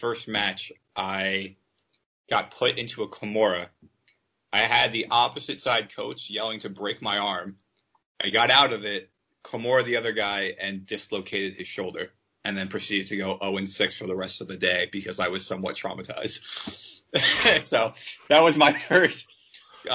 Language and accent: English; New York City, New York, United States; also born or lived in Wisconsin; I'm from Manhattan. I just went out there for college